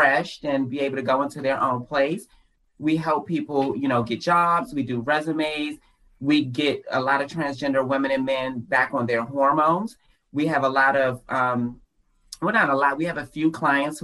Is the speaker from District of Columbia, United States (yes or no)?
yes; Washington, District of Columbia, United States; moved away as an adult; also born or lived in rural Virginia; now in Virginia, United States; I am from Washington, D.C.